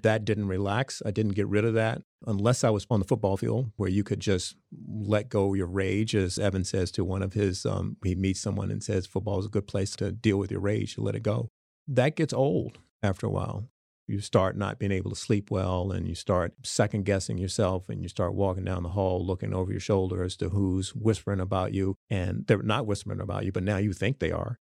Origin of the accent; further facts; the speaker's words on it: Smithfield, Virginia, United States; moved away; from Smithfield, Virginia, the farm boy